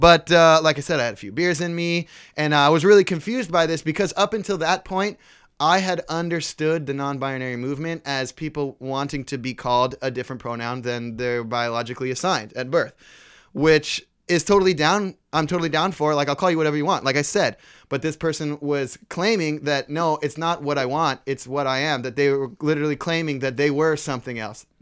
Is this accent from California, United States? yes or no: yes; Bay Area, California, United States; growing up in the Bay Area